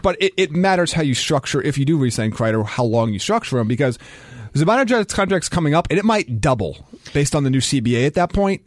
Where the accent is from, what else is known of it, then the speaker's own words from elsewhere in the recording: United States; I'm American